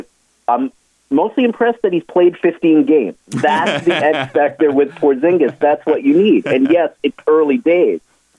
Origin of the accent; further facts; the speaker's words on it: North Andover, Massachusetts, United States; moved away; I was from North Andover